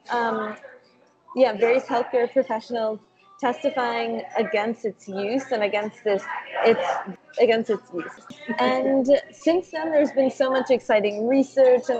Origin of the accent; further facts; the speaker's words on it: New Jersey, United States; moved away as an adult; also born or lived in Minnesota / South Carolina; now in Santa Monica, United States; I'm originally from New Jersey. So I grew up there